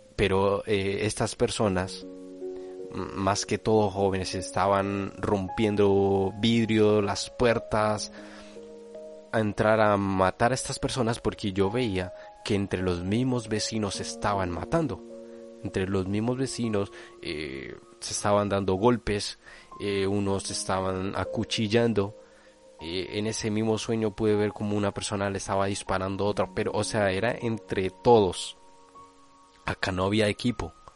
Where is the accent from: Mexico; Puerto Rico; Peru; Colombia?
Colombia; now in Spain